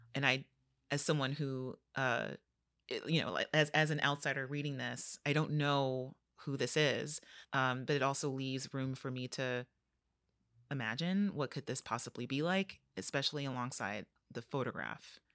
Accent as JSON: {"language": "English", "town": "Los Angeles", "region": "California", "country": "United States", "tie": "born or raised there", "said": "growing up in Los Angeles"}